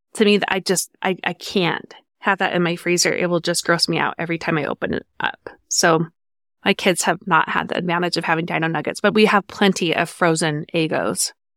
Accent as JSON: {"language": "English", "town": "Farmington", "region": "Utah", "country": "United States", "tie": "born or raised there", "said": "I grew up in Farmington, Utah. I moved into my house at six months old and stayed there until I was 18"}